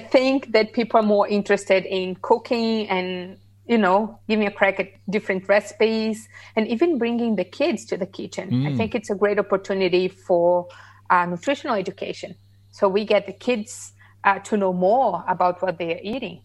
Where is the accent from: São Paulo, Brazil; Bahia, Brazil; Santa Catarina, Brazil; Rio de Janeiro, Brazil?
Santa Catarina, Brazil; Laguna; now in Australia; So my hometown is called Laguna, is in the south of Brazil. It's a little town by the coast